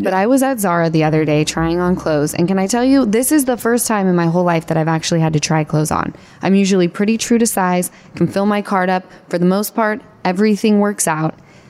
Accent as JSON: {"language": "English", "region": "Utah", "country": "United States", "tie": "born or raised there", "moved": "yes", "lives_now": "Los Angeles, United States", "said": "We grew up in Utah together."}